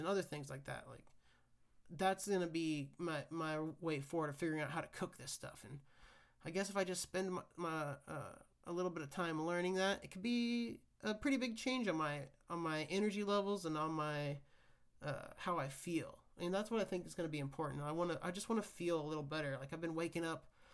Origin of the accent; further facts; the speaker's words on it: Kansas, United States; where I grew up in Kansas